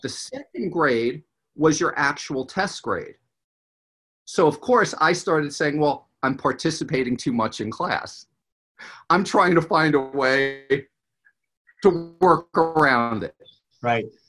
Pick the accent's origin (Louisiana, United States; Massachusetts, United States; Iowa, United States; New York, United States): New York, United States; moved away as an adult; also born or lived in Los Angeles, California; now in California, United States; I'm from New York originally, if my accent didn't come out